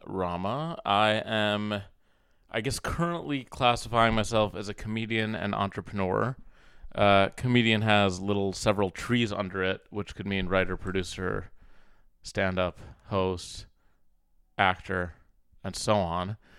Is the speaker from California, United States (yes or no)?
no; Minnesota, United States; also born or lived in Cairo, Egypt; now in New York, United States; I grew up in Minnesota